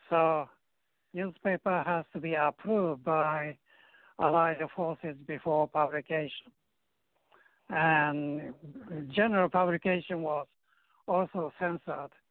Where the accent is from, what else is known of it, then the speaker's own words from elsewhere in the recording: Japan; moved away; also born or lived in Korea; I was born in Korea from mm-hmm. Japanese parents.